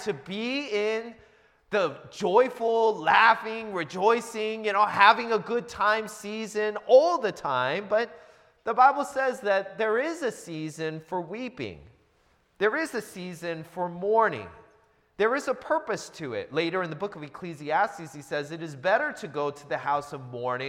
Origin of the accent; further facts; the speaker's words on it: Seattle, Washington, United States; moved away as an adult; also born or lived in New Jersey; now in Southern California, United States; I grew up in the Seattle area, lived there for about 20 years, and I moved there when I was a little kid.